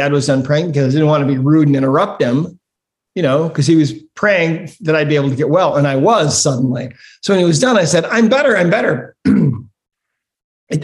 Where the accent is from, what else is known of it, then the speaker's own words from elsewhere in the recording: Great Falls, Montana, United States; I grew up in Great Falls, Montana